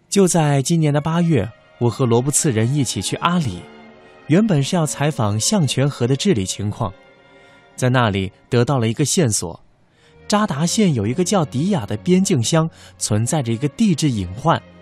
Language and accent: Chinese; Tibet, China; 我的身体用这样的反应告诉我，这里海拔四千七百米，不要以为土生土长就可以为所欲为。